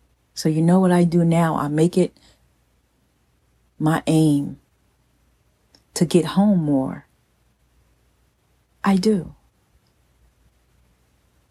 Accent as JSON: {"language": "English", "region": "New Jersey", "country": "United States", "tie": "born or raised there", "moved": "yes", "said": "my hometown in New Jersey"}